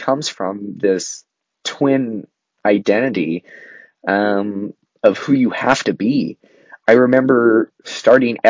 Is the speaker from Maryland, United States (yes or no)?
no; Southern Oregon, United States; I grew up in Southern Oregon, and I went to college in Northern Oregon.